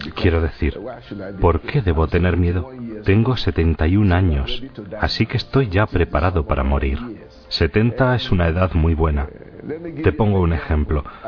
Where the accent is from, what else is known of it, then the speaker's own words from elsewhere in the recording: Southwest Nigeria, Nigeria; now in Abuja, Nigeria; En el suroeste, de donde soy yo, hay una mezcla, cristianos y musulmanes